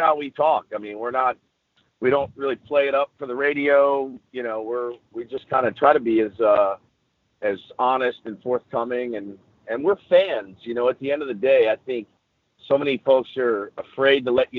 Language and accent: English; Dallas, Texas, United States; now in San Diego, United States; I'm from Dallas originally